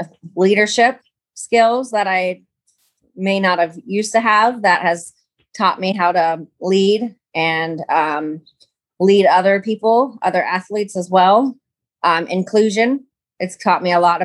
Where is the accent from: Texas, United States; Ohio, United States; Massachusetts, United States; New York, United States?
Ohio, United States; Columbus; I am from Columbus, Ohio.